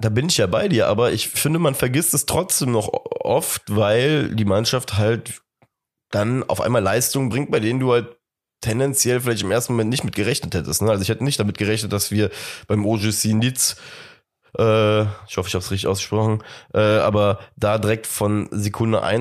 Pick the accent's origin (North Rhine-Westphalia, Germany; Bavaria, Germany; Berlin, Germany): North Rhine-Westphalia, Germany; Cologne; Als Kölner hat man da natürlich immer so ein bisschen die Hoffnung, dass man da irgendein Dortmunder Juwel abgegriffen hat